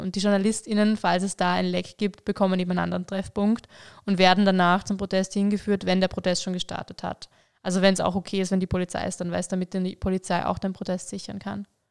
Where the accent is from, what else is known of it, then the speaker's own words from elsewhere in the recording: Vorarlberg, Austria; ich komme aus Vorarlberg, bin da aufgewachsen